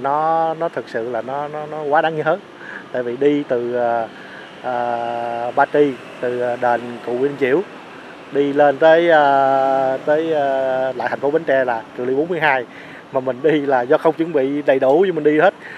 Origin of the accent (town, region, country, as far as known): Bến Tre, Vietnam; born or raised there; moved away